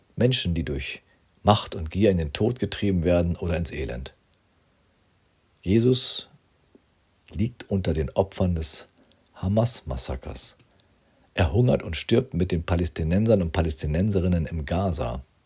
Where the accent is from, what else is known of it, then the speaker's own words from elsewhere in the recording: Rinteln, Lower Saxony, Germany; Ich wohnte damals als Schüler in meinem Heimatort Rinteln in diesem viertältesten Fachwerkhaus Niedersachsens